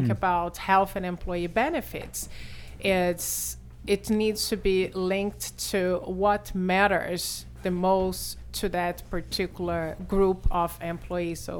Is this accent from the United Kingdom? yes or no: no; Brazil; accent: Brazilian; English is a second language; now in New York, United States; I'm a Brazilian actuary.